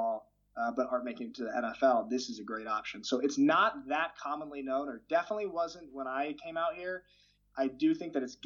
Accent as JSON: {"language": "English", "town": "Portland", "region": "Oregon", "country": "United States", "moved": "as an adult", "lives_now": "Schwäbisch Hall, Germany", "said": "I am from Portland, Oregon, on the west coast of the United States. I currently live in Schwäbisch Hall, Germany"}